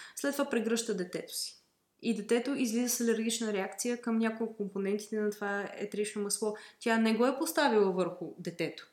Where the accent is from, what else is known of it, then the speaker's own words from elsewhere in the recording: Bulgaria; аз съм и фармацевт, освен че съм българка